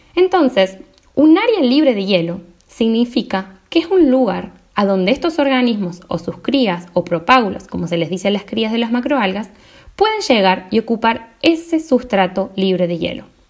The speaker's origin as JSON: {"language": "Spanish", "region": "Córdoba", "country": "Argentina", "said": "me convertía en la Hermione cordobesa"}